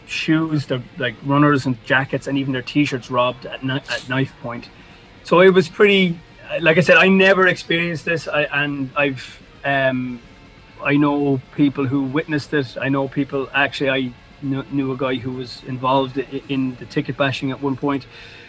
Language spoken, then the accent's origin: English; Ireland; born or raised there; now in Dublin, Ireland